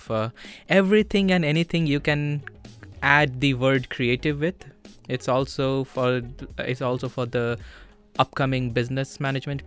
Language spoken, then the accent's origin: English; India; moved away as an adult; now in Vilnius, Lithuania; I'm from India. I've been here in Vilnius for the last 1.5 months